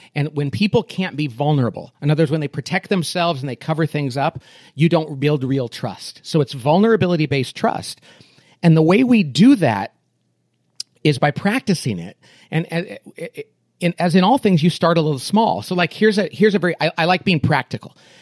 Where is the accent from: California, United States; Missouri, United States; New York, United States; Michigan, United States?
California, United States; Bakersfield; I grew up in Bakersfield, California, which is a little slice of Oklahoma in the middle of California